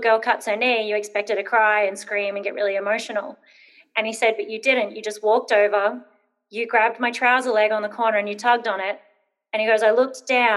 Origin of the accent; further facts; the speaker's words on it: Brisbane, Queensland, Australia; I grew up in Brisbane, moved around a lot. I probably moved 16 times before I turned 12.